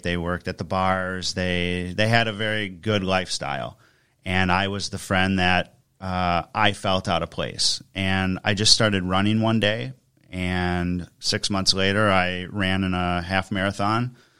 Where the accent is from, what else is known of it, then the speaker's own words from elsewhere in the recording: Germantown, Wisconsin, United States; also born or lived in Detroit / New Jersey / Kentucky / Milwaukee; settled in Germantown, Wisconsin for about the last twenty-five years, went to grade school, high school there